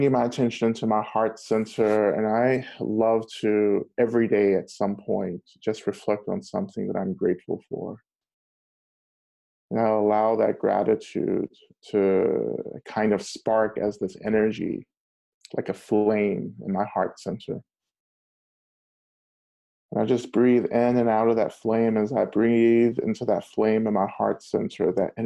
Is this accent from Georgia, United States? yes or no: yes; North Georgia, United States; So I grew up in Georgia, North Georgia